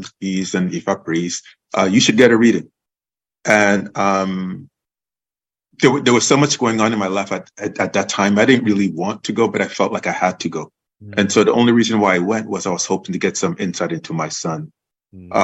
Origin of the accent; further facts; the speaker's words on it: U.S. Virgin Islands; now in Oakland, United States; Growing up in the Virgin Islands, in St. Croix, where I'm from